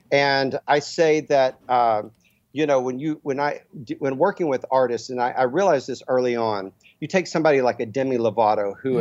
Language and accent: English; Dallas, Texas, United States; I'm from Dallas, Texas, where I mean it was mm. football and you know athlete athletics